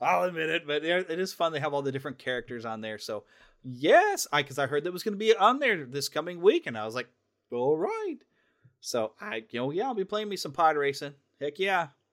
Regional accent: United States; as an American

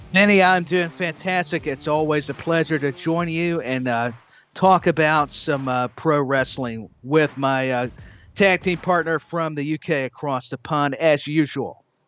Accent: Tennessee, United States; Knoxville, Tennessee, right here in my home state

